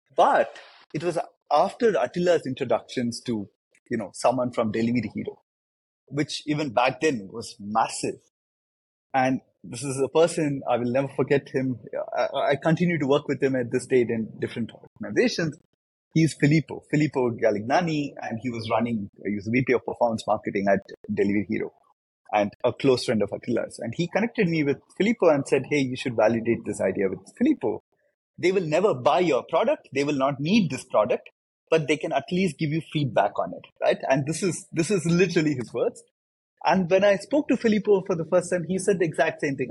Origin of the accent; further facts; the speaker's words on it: India; I, I come from India, uh, and I, I grew up there. Grew up in India